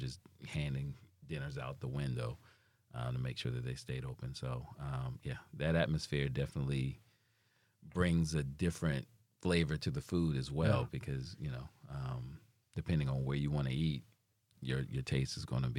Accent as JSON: {"language": "English", "town": "Charleston", "region": "South Carolina", "country": "United States", "moved": "yes", "said": "I come from Charleston"}